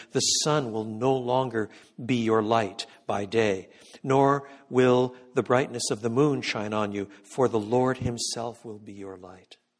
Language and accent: English; Quebec, Canada; moved away; I was born in Canada. I was brought up in French Canada